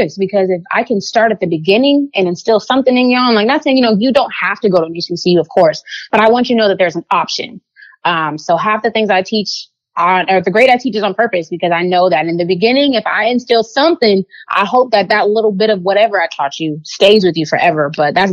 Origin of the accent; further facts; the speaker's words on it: San Diego, California, United States; moved away as an adult; also born or lived in Washington, D.C.; now in Dallas, United States; growing up in San Diego, it's a lot of diversity